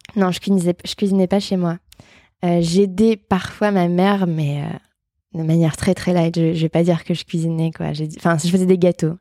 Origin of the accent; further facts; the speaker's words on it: Bourbourg, Hauts-de-France, France; moved away as an adult; now in Paris, France; je suis restée au même endroit de mes 0 à mes 18 ans, je pense. donc je viens de Bourbourg